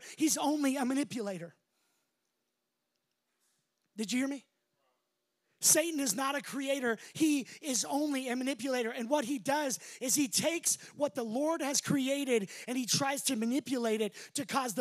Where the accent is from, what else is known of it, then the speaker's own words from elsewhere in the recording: Las Vegas, Nevada, United States; moved away; I'm from Vegas